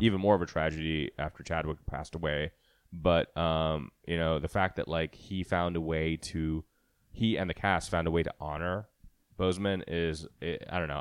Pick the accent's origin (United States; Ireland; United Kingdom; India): India; moved away; when I was growing up in India